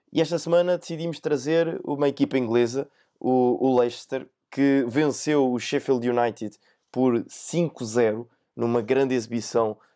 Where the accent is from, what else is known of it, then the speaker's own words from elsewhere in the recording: Portugal; eu como português